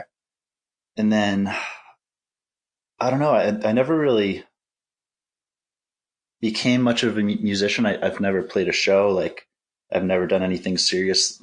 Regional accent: New Jersey, United States; moved away as an adult; also born or lived in Fort Collins, Colorado; now in Minneapolis, United States; I was born and raised in New Jersey

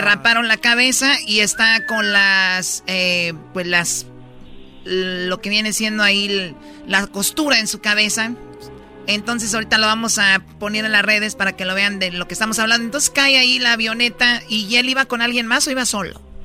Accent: Mexico; Soy mexicana

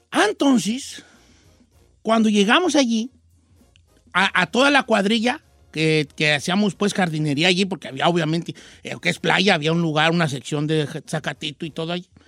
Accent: La Sauceda, Michoacán, Mexico; yo traigo Michoacán, mi tierra hermosa, soy de la Sauceda.

